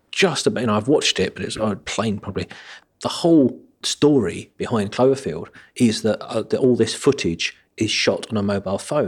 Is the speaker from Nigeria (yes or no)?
no; United Kingdom; being a British person